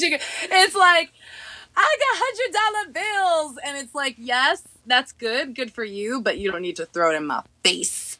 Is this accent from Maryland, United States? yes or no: no; New York, United States; I'm from New York